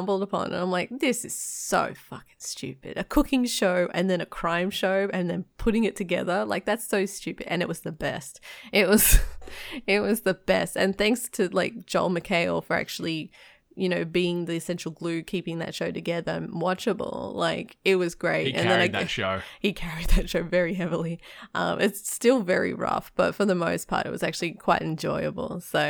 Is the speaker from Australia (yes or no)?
yes; Australia; Maybe because I'm Australian.